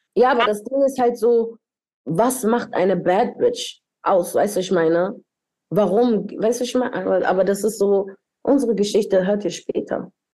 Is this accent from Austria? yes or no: no; Dominican Republic; moved away; ich bin ja in der Dominikanischen Republik aufgewachsen